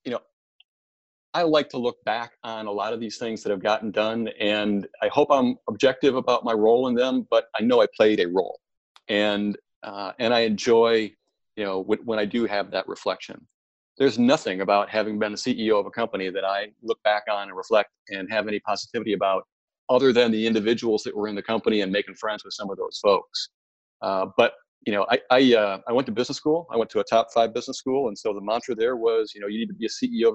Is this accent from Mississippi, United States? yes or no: no; Michigan, United States; I grew up on a dairy farm in mid-Michigan